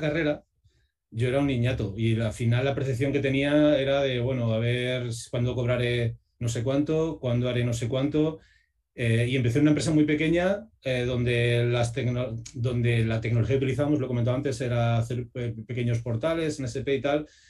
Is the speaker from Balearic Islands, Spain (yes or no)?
no; Segovia, Castile and León, Spain; yo soy de Segovia